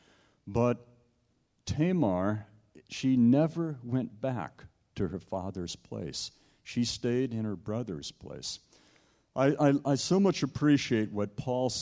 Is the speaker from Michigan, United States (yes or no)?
no; Southern California, United States; also born or lived in Toronto, Canada; I grew up in Southern California